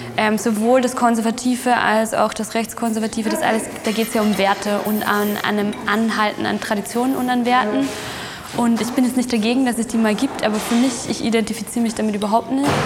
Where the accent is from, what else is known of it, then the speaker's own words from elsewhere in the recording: Upper Austria, Austria; moved away as an adult; also born or lived in Berlin; now in Vienna, Austria; wo ich herkomme in Oberösterreich